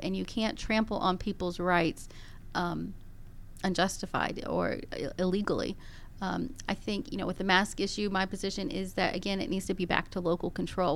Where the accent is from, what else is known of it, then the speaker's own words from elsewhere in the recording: Gwinnett County, Georgia, United States; Gwinnett County, I was born and raised in Gwinnett County